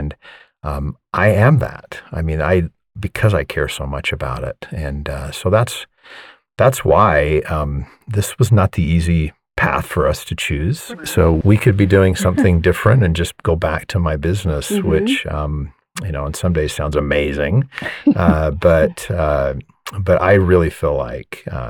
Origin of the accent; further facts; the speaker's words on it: Layton, Utah, United States; I grew up in East Layton, actually